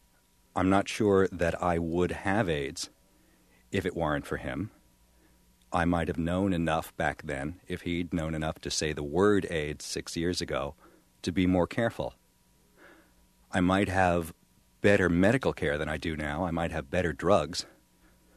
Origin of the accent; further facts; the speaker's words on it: New York City, New York, United States; I'm from Brooklyn, New York